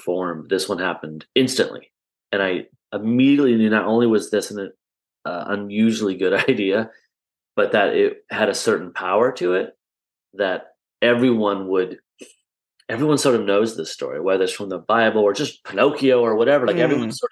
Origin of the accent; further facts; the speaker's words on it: Iowa, United States; I grew up in Iowa, so you can't get much more Midwestern and landlocked than Iowa